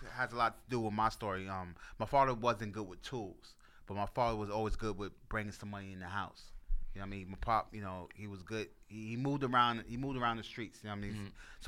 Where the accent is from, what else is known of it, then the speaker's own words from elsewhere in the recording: New York City, New York, United States; I'm from the Bronx. I'm from the part where, you know, you don't want to go by.